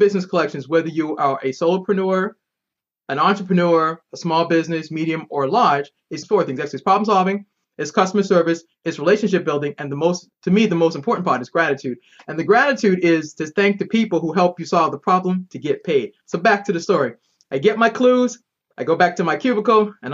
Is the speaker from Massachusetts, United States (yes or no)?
yes; Boston, Massachusetts, United States; moved away as an adult; now in Maryland, United States; I'm originally from Boston. I now live in the great state of Maryland.